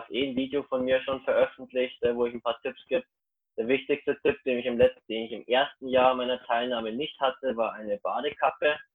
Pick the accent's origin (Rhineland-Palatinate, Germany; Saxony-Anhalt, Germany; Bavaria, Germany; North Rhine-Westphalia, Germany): Bavaria, Germany; Ingolstadt; bin ich in Ingolstadt, ich komme aus Ingolstadt und kann euch da helfen.